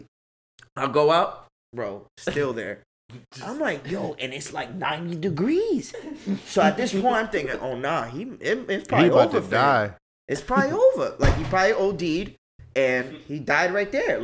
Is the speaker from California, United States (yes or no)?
no; New York City, New York, United States; moved away; I grew up in Brooklyn